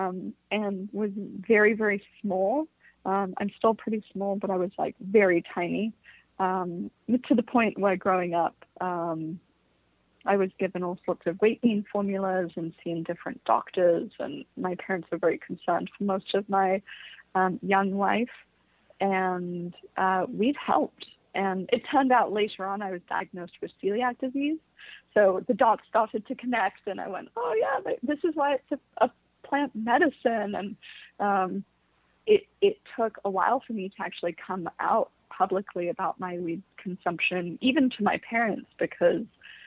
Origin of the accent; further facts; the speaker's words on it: Bay Area, California, United States; also born or lived in London; I was born in London, but was raised in the Bay Area